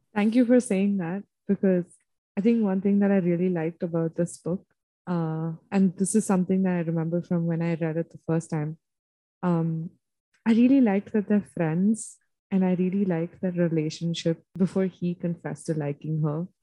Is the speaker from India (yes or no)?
yes; India; I'm from India